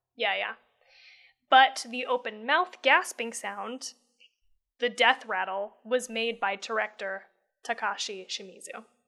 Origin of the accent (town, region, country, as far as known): United States